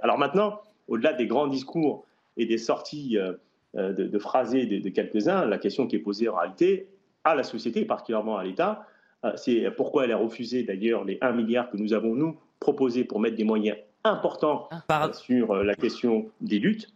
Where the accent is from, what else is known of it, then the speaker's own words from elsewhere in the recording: Saint-Denis, Île-de-France, France; je suis un enfant de Saint-Denis et j'ai grandi à Saint-Denis